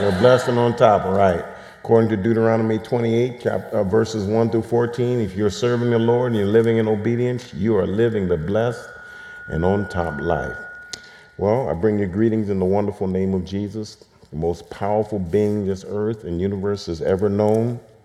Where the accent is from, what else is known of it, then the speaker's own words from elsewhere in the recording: Sacramento, California, United States; I was raised in Sacramento, California